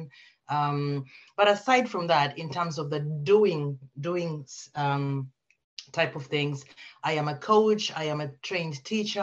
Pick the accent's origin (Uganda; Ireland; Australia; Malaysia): Uganda; now in United Kingdom; I'm originally from Uganda, but I've lived in the UK for quite some time now.